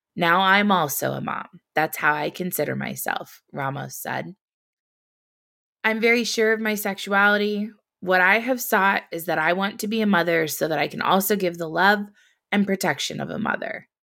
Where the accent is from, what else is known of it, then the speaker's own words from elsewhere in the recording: Indiana, United States; I grew up in Indiana, the Hoosier State